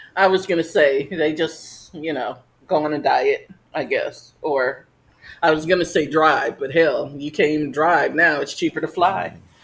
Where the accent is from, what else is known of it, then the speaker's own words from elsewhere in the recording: New Jersey, United States; moved away; I guess my hometown, not so much yours, but. Nah, Jersey